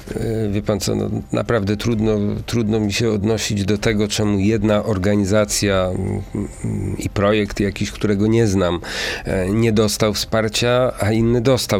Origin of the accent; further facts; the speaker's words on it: Kuyavian-Pomeranian Voivodeship, Poland; w Bydgoszczy, i i w województwie kujawsko-pomorskim, skąd, skąd jestem